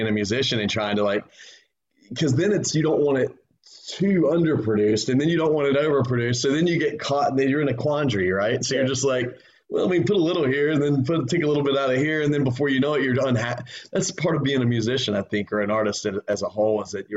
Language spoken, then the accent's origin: English; Wilmington, United States; also born or lived in Plant City, Florida; I've born spent most of my time in Wilmington